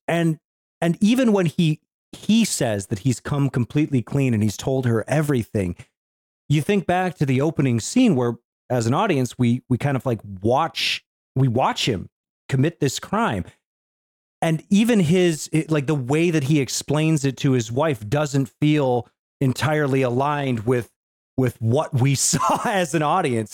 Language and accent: English; United States; as an American